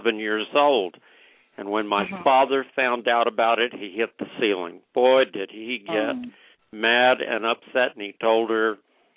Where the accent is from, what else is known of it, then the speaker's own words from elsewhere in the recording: El Paso, Texas, United States; now in Las Vegas, United States; I was born and raised in El Paso, Texas, and grew up on a ranch about 60 miles southeast of El Paso